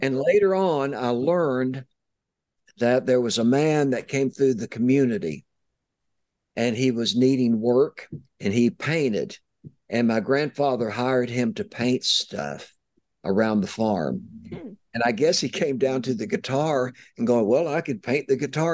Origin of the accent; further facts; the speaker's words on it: East Tennessee, United States; I'm from East Tennessee